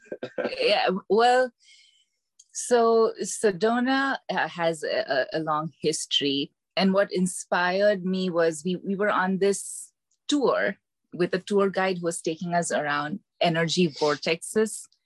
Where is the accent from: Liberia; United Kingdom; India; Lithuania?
India; moved away as an adult; now in Decatur, United States; I am originally from India, and I moved to the US in 2011 for my MBA to Atlanta